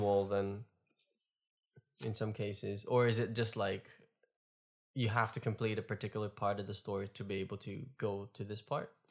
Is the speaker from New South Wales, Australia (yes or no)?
no; Melbourne, Victoria, Australia; Melbourne, my hometown